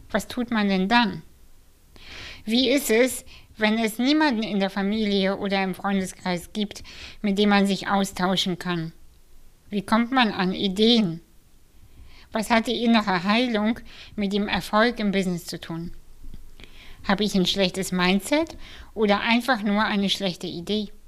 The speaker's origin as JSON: {"language": "German", "country": "Kazakhstan", "tie": "born there"}